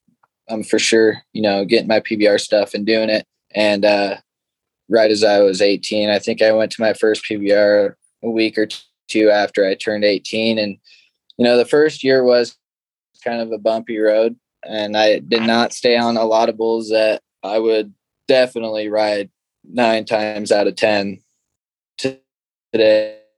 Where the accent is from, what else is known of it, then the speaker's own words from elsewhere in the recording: Gordon, Nebraska, United States; It's a pretty small town, and we made stuff up to do. And I guess that's pretty much all there is to do around here